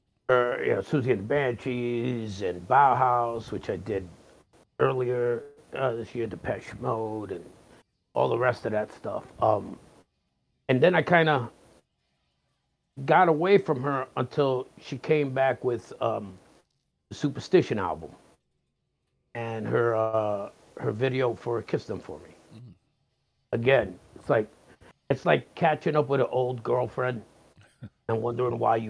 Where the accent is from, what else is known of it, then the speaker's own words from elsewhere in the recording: New York City, New York, United States; As a kid growing up in the Bronx